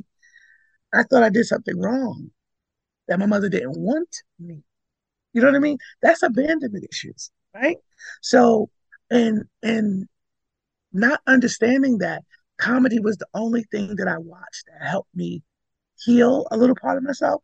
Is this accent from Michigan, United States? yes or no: no; New York City, New York, United States; also born or lived in Connecticut / Coney Island; I was born in Brooklyn